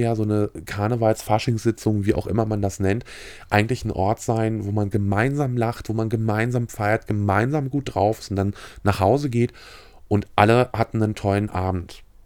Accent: Mecklenburg-Vorpommern, Germany; als Mecklenburger

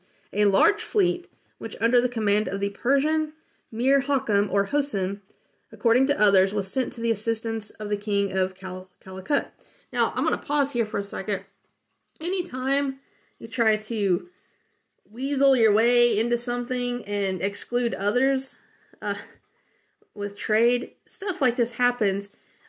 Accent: Tennessee, United States; I'm from Tennessee.

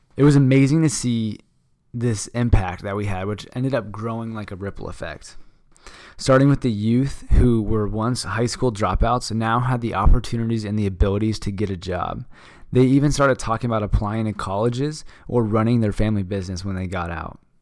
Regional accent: Phoenix, Arizona, United States; I'm from Phoenix, Arizona

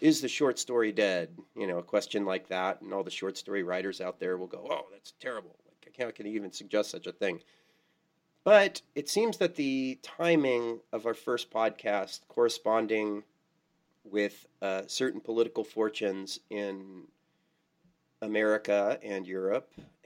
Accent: California, United States; now in Quad Cities, United States; my biggest public identity is that I'm from California

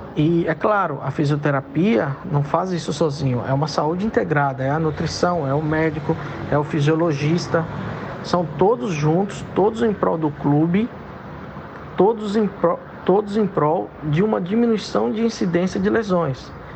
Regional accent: Belo Horizonte, Minas Gerais, Brazil; moved away as an adult; now in Maceió, Brazil; sou mineiro, sou de Belo Horizonte, mas enraizado aqui em Maceió. Moro aqui em Maceió desde 2000, há 22 anos

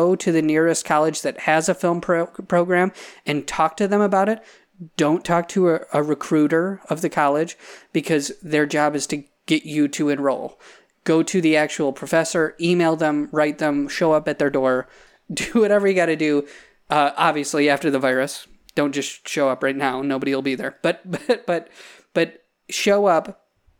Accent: Salamanca, New York, United States; I grew up in Salamaca in Cattaraugus County, couldn't be farther away from Hollywood

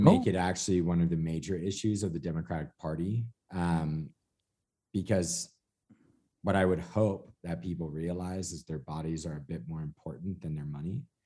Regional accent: California, United States; me as the Californian

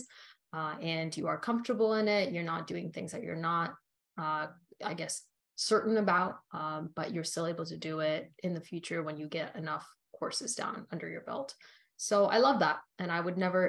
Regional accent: Canada; also born or lived in Australia; I was raised in Canada

